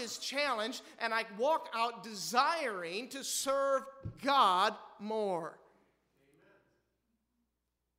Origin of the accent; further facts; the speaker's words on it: Midwest, United States; we're from the Midwest, amen? I mean, we're Wisconsiners or Iwegians